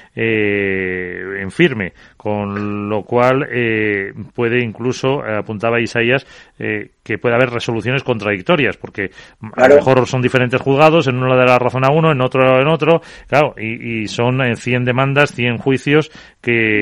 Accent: La Rioja, Spain; Yo como riojano

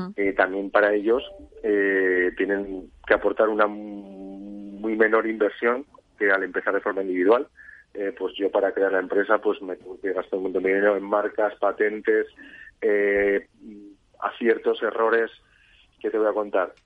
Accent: Zaragoza, Aragon, Spain; moved away as an adult; now in Ibiza, Spain; Yo soy de Zaragoza y pues tema trabajo me fui a vivir a Ibiza

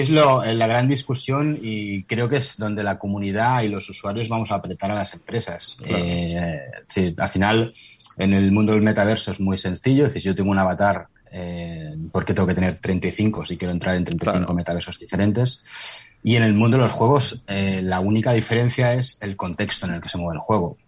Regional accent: near Barcelona, Catalonia, Spain; yo soy de cerca de Barcelona

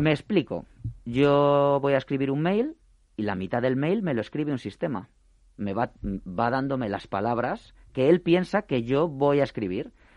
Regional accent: Spain; nuestra economía como españoles que somos

